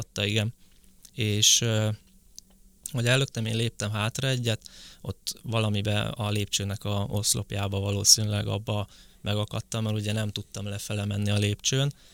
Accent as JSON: {"language": "Hungarian", "region": "Borsod-Abaúj-Zemplén", "country": "Hungary", "moved": "yes", "lives_now": "Budapest, Hungary", "said": "én eredetileg Borsod megyei vagyok, úgyhogy onnan kerültem fel Pestre."}